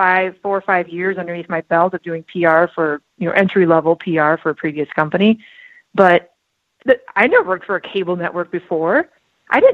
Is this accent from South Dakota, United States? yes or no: yes; South Dakota, United States; also born or lived in Milwaukee, Wisconsin; now in Twin Cities, Minnesota, United States; I grew up in South Dakota, so I grew up in a hunting family.